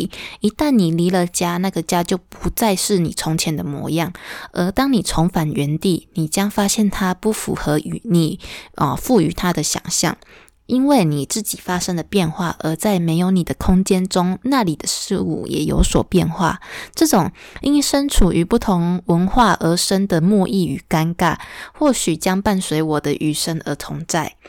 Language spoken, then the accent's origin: Chinese; Huwei, Yunlin County, Taiwan; now in Chiayi, Taiwan; 因为我从小出生其实不在嘉义，是在云林的湖尾，那那边也住了好几十年，就后后来就是陆陆续续搬家。